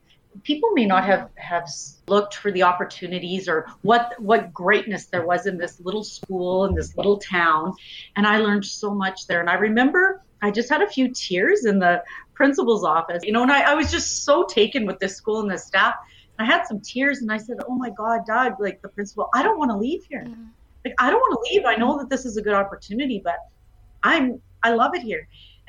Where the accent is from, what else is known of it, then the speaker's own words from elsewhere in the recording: Edmonton, Alberta, Canada; moved away as an adult; now in Kamloops, Canada; But I was born and raised in Edmonton, and very quickly after high school, I went to U of A and started my B.Ed.